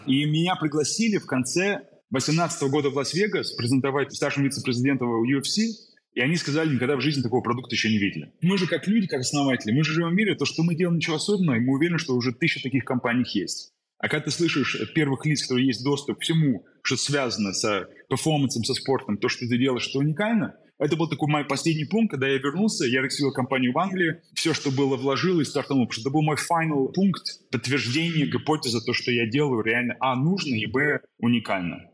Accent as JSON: {"language": "Russian", "region": "Saint Petersburg", "country": "Russia", "tie": "born or raised there", "also_born_or_lived": "Germany / United States / London", "moved": "yes", "said": "Родился в Питере, уехал в Германию."}